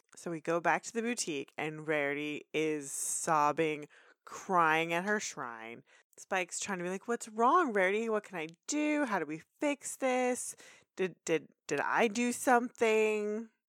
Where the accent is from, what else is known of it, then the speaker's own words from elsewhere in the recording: Texas, United States; we're from Texas.